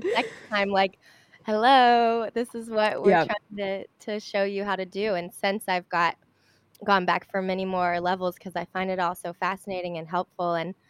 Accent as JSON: {"language": "English", "town": "Charlotte", "region": "North Carolina", "country": "United States", "said": "Oh my God, that's so funny. I'm from Charlotte."}